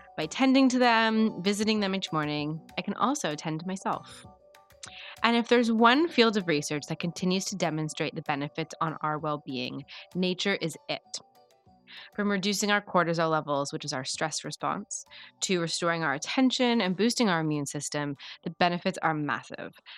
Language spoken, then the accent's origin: English; Canada; my home country